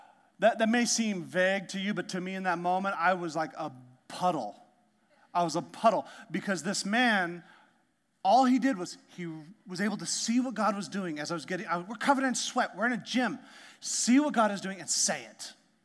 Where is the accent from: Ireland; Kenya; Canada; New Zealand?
Canada; also born or lived in Alaska; I'm from Canada. I'm from Canada and Alaska